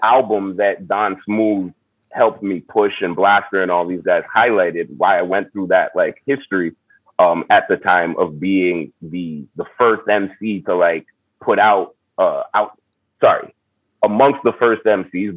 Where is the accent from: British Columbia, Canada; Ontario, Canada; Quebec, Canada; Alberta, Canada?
Quebec, Canada; Montreal; I'm from Montreal, Canada.